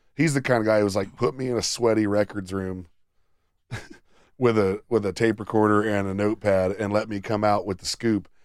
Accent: Sidney, Ohio, United States; my hometown paper whenever which I was, came home. Which was Sydney Daily News in Shelby County.

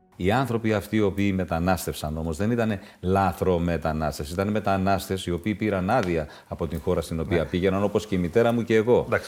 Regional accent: Greece; στην πατρίδα μου

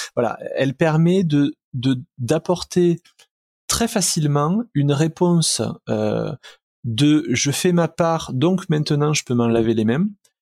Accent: southern France, France; accent: southern; mon accent du sud

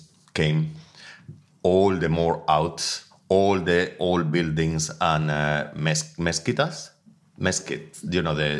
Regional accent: Extremadura, Spain; English is a second language; now in London, United Kingdom; I'm from Extremadura. It's like 2.5 hours from Seville up, my village.

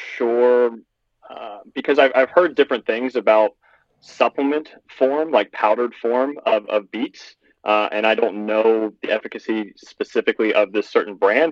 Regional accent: Lexington, Kentucky, United States; I'm a 25-year-old. I'm from Lexington, Kentucky

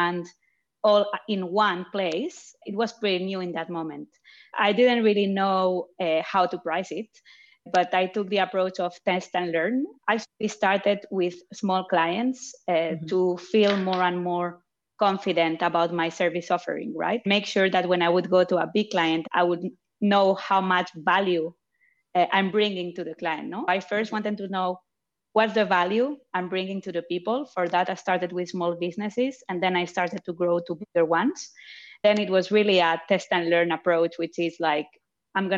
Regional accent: Barcelona, Catalonia, Spain; also born or lived in France; now in Zurich, Switzerland; I was born in France, but grew up in Barcelona and living in Zurich right now

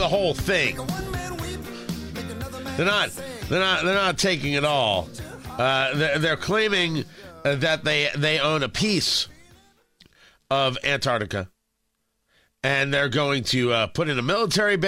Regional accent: Middletown, New Jersey, United States; now in Indiana, United States; as a kid growing up in Middletown, New Jersey

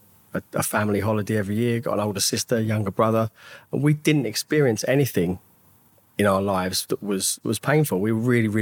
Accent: Hemel Hempstead, East of England, United Kingdom; I grew up in Hemel Hempstead. Born and raised there

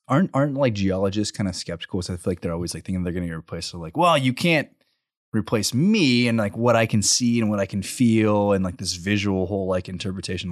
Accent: College Station, Texas, United States; also born or lived in Bryan; I grew up in College Station, and then my senior year, my parents were like, "We're gonna move to Bryan.

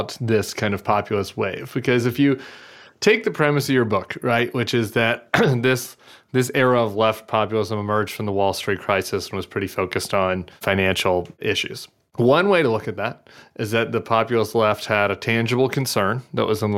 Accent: Missouri, United States; growing up as a Missouri Republican, I was born in Missouri

